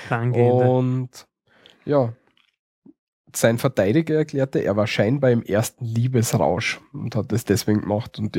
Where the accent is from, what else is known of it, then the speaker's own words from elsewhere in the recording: Styria, Austria; bei uns in der Steiermark.